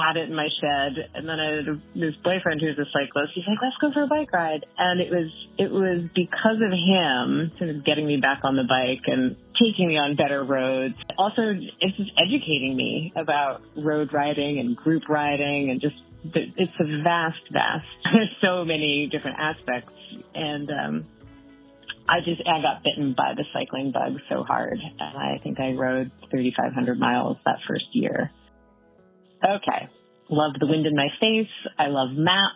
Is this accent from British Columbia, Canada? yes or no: yes; Vancouver Island, British Columbia, Canada; now in Great Barrington, United States; But originally, which still feels like home to me, my whole family is there, I am from Vancouver Island on the west coast of British Columbia, Canada, which is a pretty sweet place to grow up